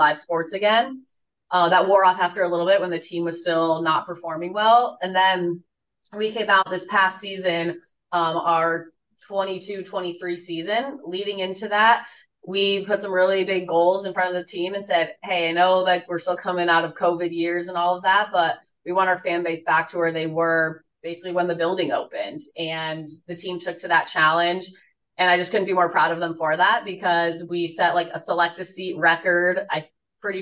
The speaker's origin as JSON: {"language": "English", "region": "Colorado", "country": "United States", "tie": "born or raised there", "moved": "as an adult", "lives_now": "Detroit, United States", "said": "I grew up in Colorado as an Avalanche fan"}